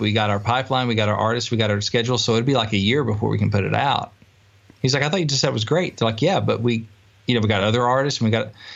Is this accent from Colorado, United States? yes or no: no; Batesville, Arkansas, United States; I grew up in Batesville, Arkansas